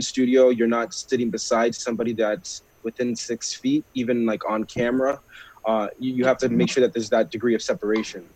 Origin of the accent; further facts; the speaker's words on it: Brampton, Ontario, Canada; also born or lived in Rexdale, Toronto; I was raised in Brampton, but I was actually born in Rex.